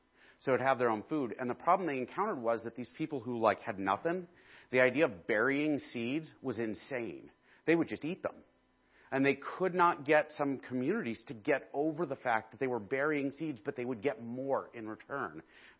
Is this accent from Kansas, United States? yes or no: no; Indiana, United States; Like, we came from Indiana where, like, cornfields are